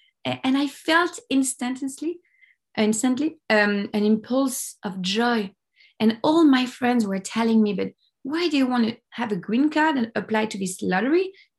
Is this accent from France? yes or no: yes; Paris, Île-de-France, France; English is a second language; moved away as an adult; now in Los Angeles, United States; Yeah, I'm French. I'm from Paris. I have Italian origins, but I was born in Paris and raised in Paris.